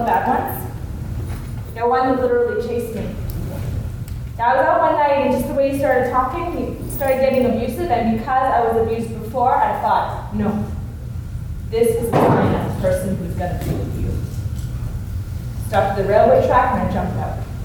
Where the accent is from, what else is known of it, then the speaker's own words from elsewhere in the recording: Winnipeg, Manitoba, Canada; moved away; I'm from Winnipeg, Manitoba.